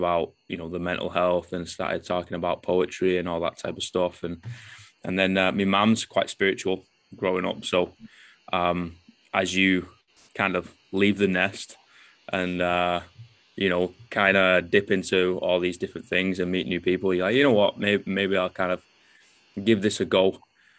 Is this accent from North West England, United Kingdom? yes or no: yes; Manchester, North West England, United Kingdom; moved away; I'm from Manchester